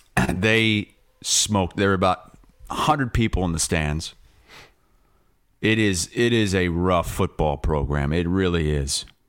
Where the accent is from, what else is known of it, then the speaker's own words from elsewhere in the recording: United States; I'm an American.